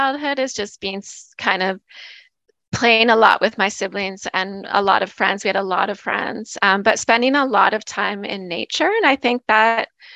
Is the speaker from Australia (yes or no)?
no; Nanaimo, British Columbia, Canada; also born or lived in Gabriola Island; I'm from Vancouver Island. I grew up in Nanaimo, BC